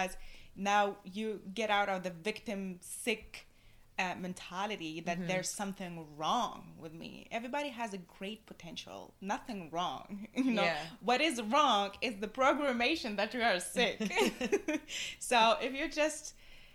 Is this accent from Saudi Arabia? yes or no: no; Tunisia; moved away as an adult; also born or lived in Corsica, France; I was born and raised in Tunisia.